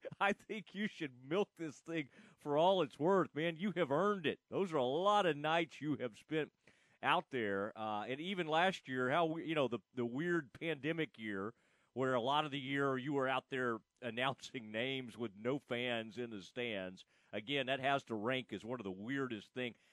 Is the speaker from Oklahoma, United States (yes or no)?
no; Kaufman County, Texas, United States; I grew up in Kaufman County, Texas.